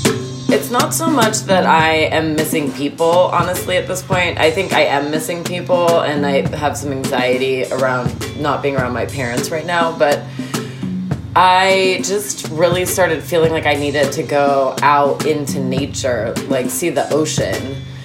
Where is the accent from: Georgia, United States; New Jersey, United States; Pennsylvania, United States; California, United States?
California, United States; Santa Cruz; I grew up in Santa Cruz, California.